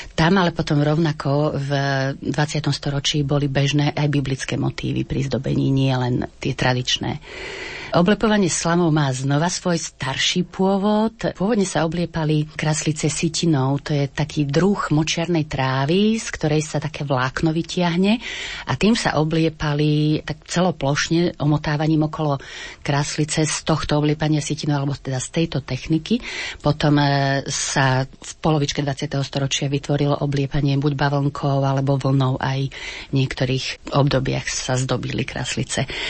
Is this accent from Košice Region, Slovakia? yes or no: yes; Pozdišovce, Košice Region, Slovakia; Ja ešte som sa naučila od mojej starej mamy doma v Pozdyšovciach farbiť vajíčka cibulovou šupkou